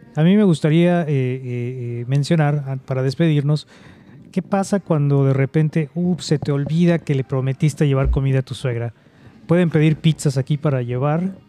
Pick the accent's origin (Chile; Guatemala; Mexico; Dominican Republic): Mexico; Yucatán; also born or lived in Bay Area, California; now in California, United States; mi pueblo, de Yucatán